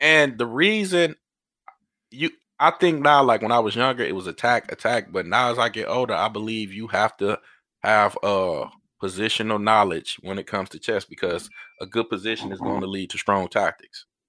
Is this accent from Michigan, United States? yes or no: yes; Detroit, Michigan, United States; I grew up in Detroit